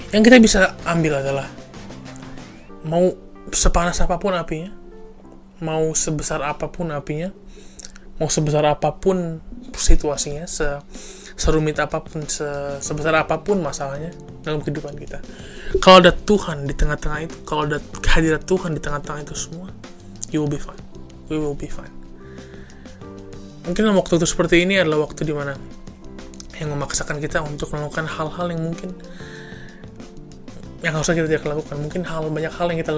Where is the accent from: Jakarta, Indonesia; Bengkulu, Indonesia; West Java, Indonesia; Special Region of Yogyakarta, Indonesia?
Jakarta, Indonesia; Saya dari Jakarta. Saya berumur 21 tahun.